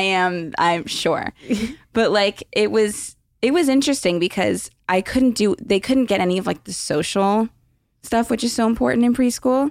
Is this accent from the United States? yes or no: yes; Los Angeles, California, United States; I was born here